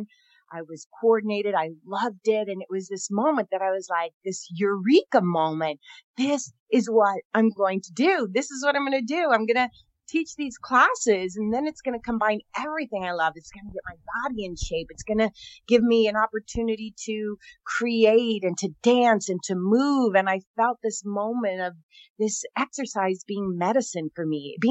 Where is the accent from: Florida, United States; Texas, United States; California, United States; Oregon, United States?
California, United States; Northern; I'm from Northern California, one of 11 kids